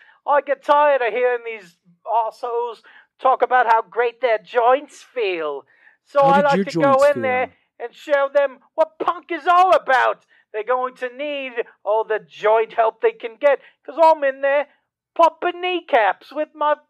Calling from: Cambridge, Massachusetts, United States; This is …, and I'm from Cambridge.

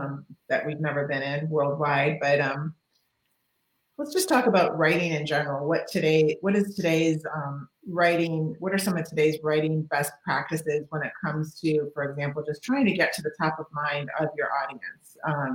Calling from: Celebration, Florida, United States; because I'm coming from Celebration, Florida, and you are in Canada.

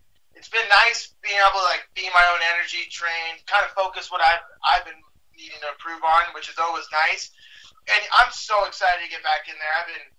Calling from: Salt Lake City, Utah, United States; Salt Lake City right now. It's where I live. It's where I work and train and everything. Actually, downtown Salt Lake area.

